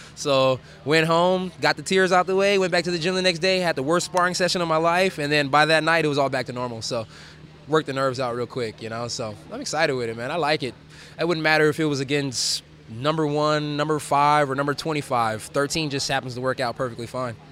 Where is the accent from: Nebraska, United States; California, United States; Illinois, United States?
California, United States; now in Fort Worth, United States; I'm, I'm stationed out of Fort Worth, Texas right now, even though I'm from California